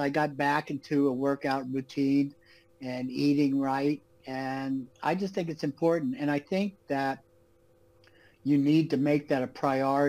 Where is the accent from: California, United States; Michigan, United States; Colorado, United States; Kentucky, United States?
California, United States; Los Angeles; moved away as an adult; also born or lived in New York / Manhattan / Malibu; now in Florida, United States; I was born in New York and then raised in Los Angeles